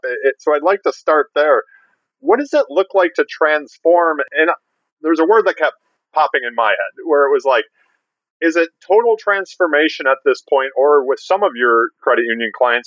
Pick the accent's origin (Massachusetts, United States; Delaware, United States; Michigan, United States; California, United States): Michigan, United States; Detroit; I grew up wanting to be a Detroit Red Wing growing up in Detroit